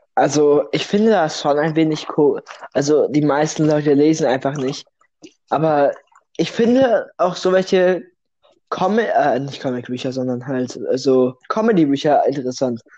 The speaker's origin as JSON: {"language": "German", "country": "Russia", "moved": "yes", "lives_now": "Germany", "said": "ich bin kein Deutscher. Das hört man vielleicht nicht am Akzent, da ich perfekt fließend Deutsch spreche"}